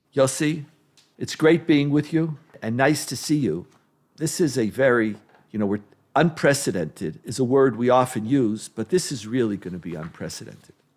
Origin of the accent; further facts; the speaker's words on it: Israel; I grew up in Israel where existential threats were part of what we lived with all the time